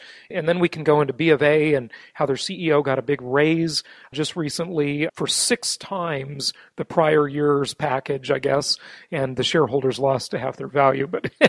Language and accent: English; Orange County, California, United States; I'm from Orange County, California